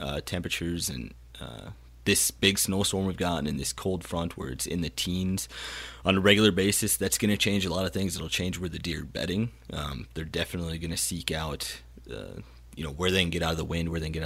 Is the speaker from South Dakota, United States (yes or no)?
yes; South Dakota, United States; my home state of South Dakota